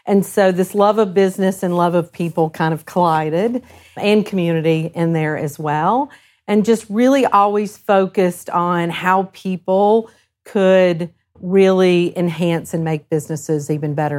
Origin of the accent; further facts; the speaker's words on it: Huntsville, Alabama, United States; also born or lived in South Carolina / Norfolk, Virginia / Central Ohio; now in Ohio, United States; I grew up in South Carolina first, but kinda landed in Huntsville, Alabama